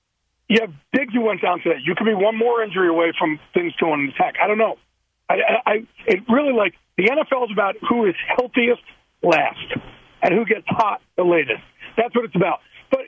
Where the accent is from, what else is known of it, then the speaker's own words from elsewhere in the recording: New York, United States; also born or lived in New Jersey, United States; I am from New York and New Jersey.